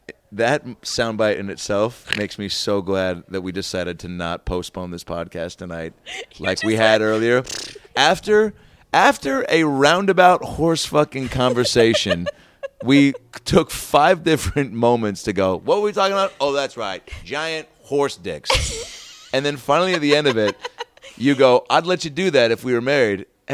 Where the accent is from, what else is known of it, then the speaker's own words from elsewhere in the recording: Seattle, Washington, United States; moved away; I'm from Seattle